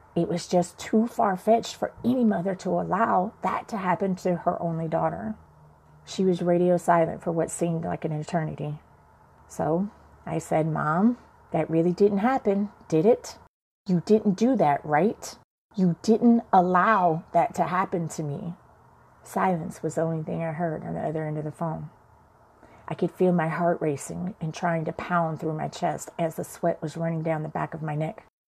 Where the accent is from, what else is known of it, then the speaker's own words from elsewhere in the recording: Chicago, Illinois, United States; I went to church with my grandmother as a child growing up in Chicago